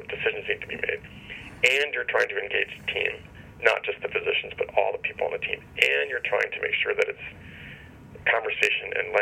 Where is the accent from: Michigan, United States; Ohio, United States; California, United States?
Ohio, United States; Cincinnati; I grew up in Cincinnati